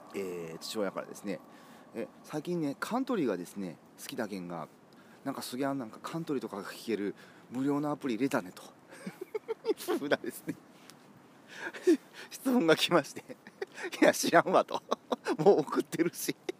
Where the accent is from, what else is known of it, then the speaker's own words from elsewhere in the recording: Kumamoto, Japan; now in Osaka, Japan; 僕んちの実家はですね、えー、熊本の片田舎